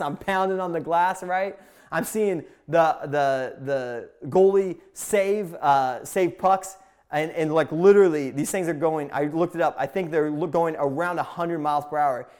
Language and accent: English; Indiana, United States; moved away; also born or lived in Pacific Northwest; I grew up in a small town in Indiana